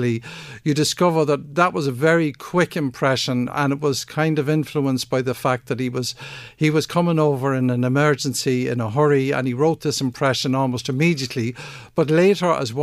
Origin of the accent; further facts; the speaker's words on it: Drogheda, County Louth, Ireland; Paddy and I grew up together on the Wimmera Road in Drogheda